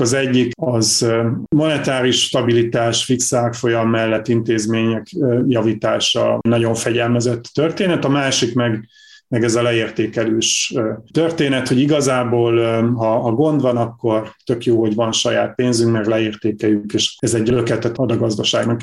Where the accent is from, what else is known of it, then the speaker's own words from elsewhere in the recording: Borsod-Abaúj-Zemplén, Hungary; Borsod mennyire, mert én is onnan származom